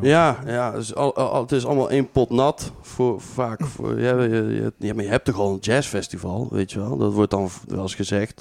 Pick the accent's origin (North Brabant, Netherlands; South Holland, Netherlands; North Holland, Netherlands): North Brabant, Netherlands; Breda; also born or lived in Tilburg; ik ben geboren en getogen in Breda